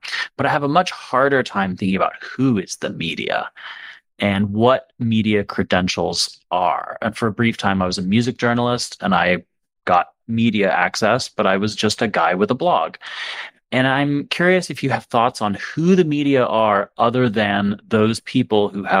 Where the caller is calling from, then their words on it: Atlanta, Georgia, United States; And I'm calling from Atlanta.